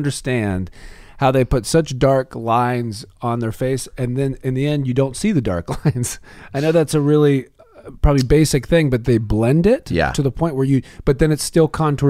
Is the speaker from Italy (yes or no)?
no; the South, United States; I'm from the South